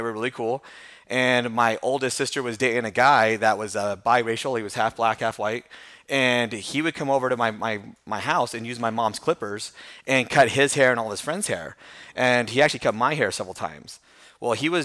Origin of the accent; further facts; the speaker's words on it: Temecula, California, United States; moved away as an adult; also born or lived in Buffalo, New York; I grew up in Temecula, California, which is Southern California